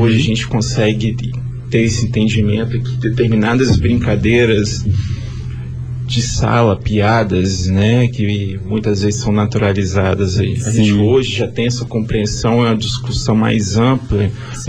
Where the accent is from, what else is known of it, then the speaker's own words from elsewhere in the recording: Vila Velha, Espírito Santo, Brazil; Sou aqui mesmo, de Vila Velha